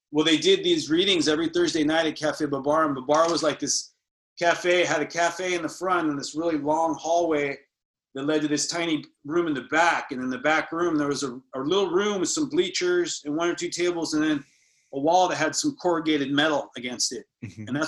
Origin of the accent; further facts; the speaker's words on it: San Francisco, California, United States; We moved basically from La Misión to like a suburb in Marin, you know, and I get it because my mom, you know, the, the remarrying thing and all that.